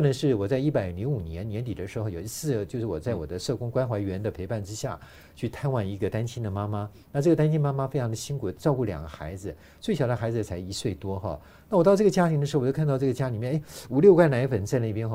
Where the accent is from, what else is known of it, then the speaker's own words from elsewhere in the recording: Taiwan; 我们台湾人